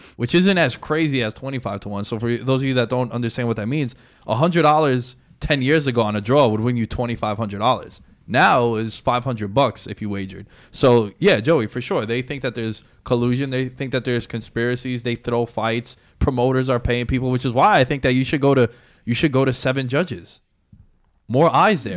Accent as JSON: {"language": "English", "town": "New York City", "region": "New York", "country": "United States", "said": "we're from New York City"}